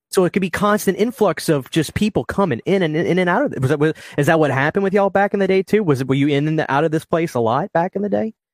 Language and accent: English; New Orleans, Louisiana, United States; As a kid, growing up in New Orleans